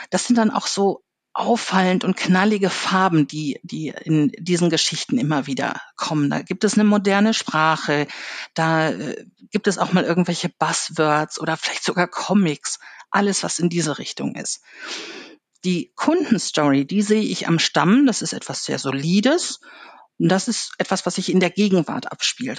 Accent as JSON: {"language": "German", "area": "Ruhr area", "region": "North Rhine-Westphalia", "country": "Germany", "tie": "born or raised there", "said": "ich bin im Ruhrgebiet aufgewachsen"}